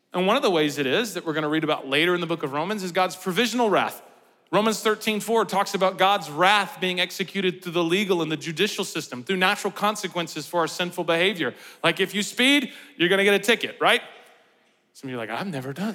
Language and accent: English; United States; we do as Americans